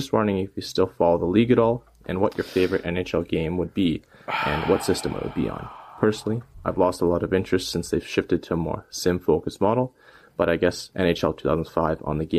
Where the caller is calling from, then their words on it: Southern Alberta, Canada; I'm calling from Southern Alberta in Canada.